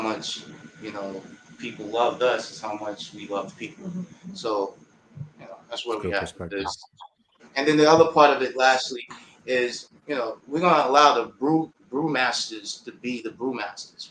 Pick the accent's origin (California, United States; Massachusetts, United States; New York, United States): New York, United States; New York City; also born or lived in Harlem; I'm from Queens